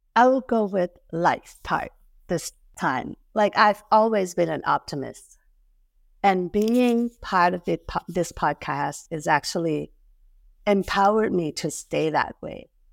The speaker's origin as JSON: {"language": "English", "country": "Thailand", "tie": "born or raised there", "moved": "yes", "said": "I was born and raised in Thailand"}